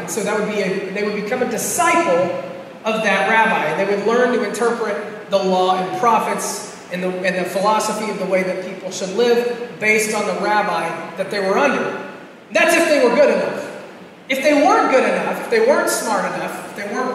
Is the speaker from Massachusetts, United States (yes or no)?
no; Florida, United States; I'm from Florida.